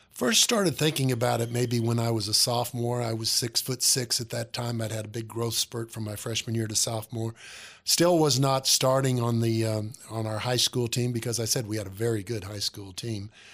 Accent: Centralia, Illinois, United States; moved away; Centralia is a city of about twelve thousand. When I grew up, it's about fourteen thousand now.

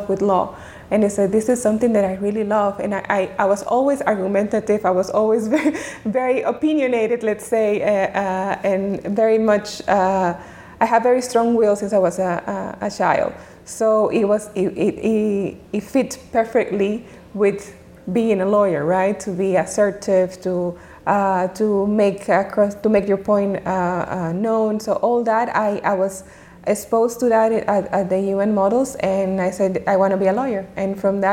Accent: Dominican Republic; moved away; also born or lived in Geneva; growing up in Dominican Republic, it was all about my family relationships

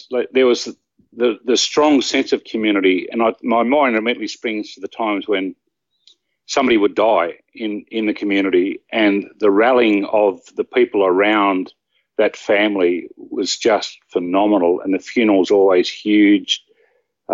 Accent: small country town 360 km west of Sydney, New South Wales, Australia; now in Sydney, Australia; I was born in a very small country town, roughly 360-odd kilometres west of Sydney. And obviously, after I was born, I was taken to my hometown, which was an even smaller town

